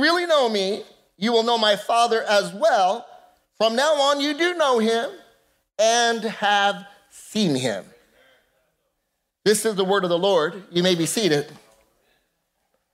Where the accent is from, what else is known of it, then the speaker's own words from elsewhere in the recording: La Puente, California, United States; I grew up kind of on the wrong side of the tracks and spent a lot of time in a city called La Puente